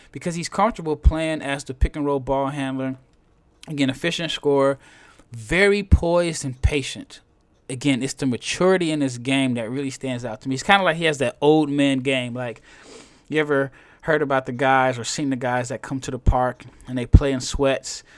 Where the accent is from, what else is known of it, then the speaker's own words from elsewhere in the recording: Omaha, Nebraska, United States; I am from Omaha, Nebraska